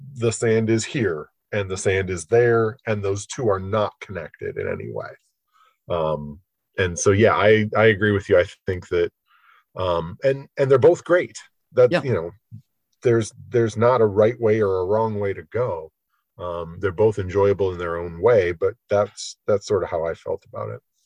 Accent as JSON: {"language": "English", "region": "Michigan", "country": "United States", "tie": "born or raised there", "said": "I grew up in Michigan"}